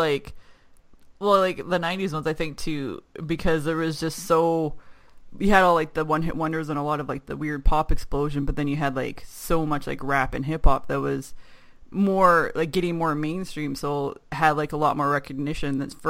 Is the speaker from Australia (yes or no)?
no; Canada; being Canadian